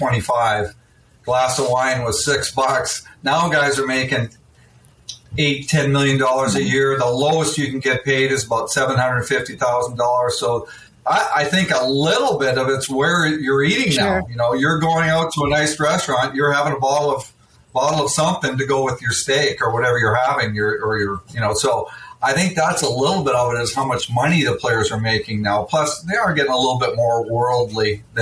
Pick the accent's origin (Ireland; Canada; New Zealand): Canada; now in San Jose, United States; Growing up in Canada